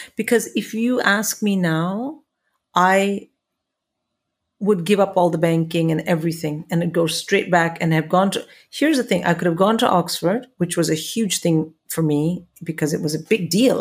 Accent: India; moved away as an adult; now in England; when I came to England from India

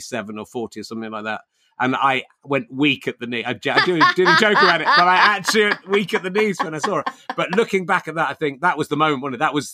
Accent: Cheddar, South West England, United Kingdom; now in Hertfordshire, United Kingdom; I was brought up in Cheddar

